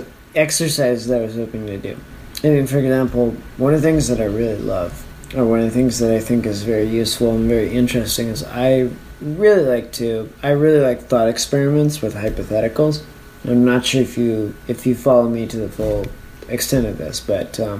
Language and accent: English; Calgary, Alberta, Canada; moved away as an adult; now in Japan; my hometown